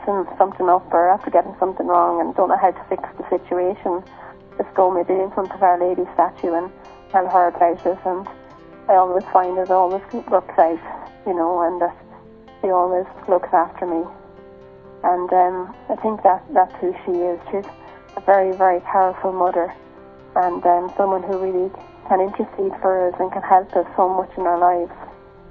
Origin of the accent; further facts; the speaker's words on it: Ireland; I'm 29, and I'm from Ireland.